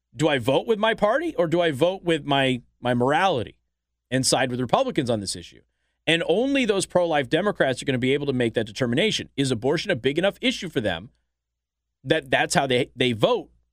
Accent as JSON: {"language": "English", "town": "Las Vegas", "region": "Nevada", "country": "United States", "tie": "born or raised there", "moved": "yes", "said": "my old hometown of Las Vegas"}